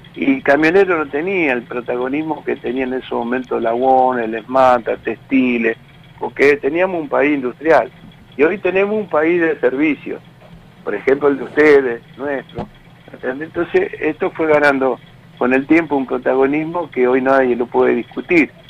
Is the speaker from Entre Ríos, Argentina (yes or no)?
no; Tigre, Buenos Aires Province, Argentina; now in Garín, Argentina; yo soy de ahí, de Tigre, cerca donde están las donde están ustedes, yo me crié por ahí